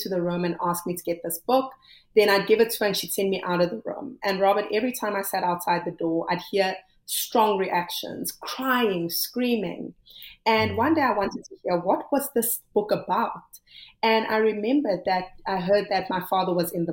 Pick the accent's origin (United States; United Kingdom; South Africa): South Africa; I come from South Africa, which at the time was, you know, very racially divided